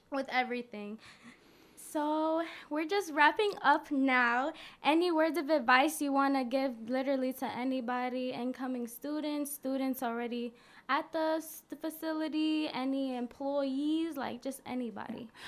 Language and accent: English; Rochester, New York, United States; it's already in my hometown